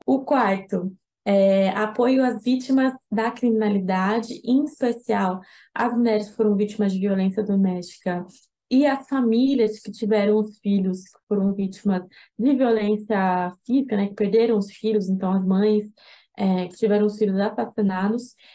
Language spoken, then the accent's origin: Portuguese; São Paulo, Brazil; Eu sou de São Paulo, sou advogada